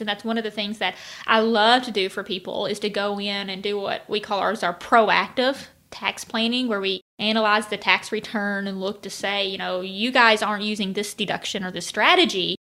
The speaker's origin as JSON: {"language": "English", "region": "Arkansas", "country": "United States", "tie": "born or raised there", "said": "at least in Arkansas, it's something that I, I've always grown up doing"}